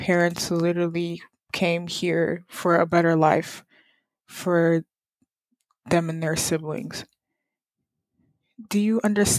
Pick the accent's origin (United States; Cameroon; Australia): United States; I, as a Nigerian American woman, I hold so much privilege compared to the average Nigerian living in Nigeria.